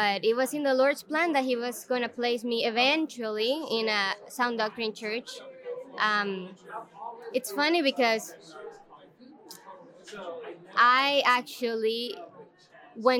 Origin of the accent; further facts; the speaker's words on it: El Salvador; moved away as an adult; now in United States; I'm from El Salvador. I'm currently working for ACBC, but I moved to the U.S. in 2019, so I've been my whole life in El Salvador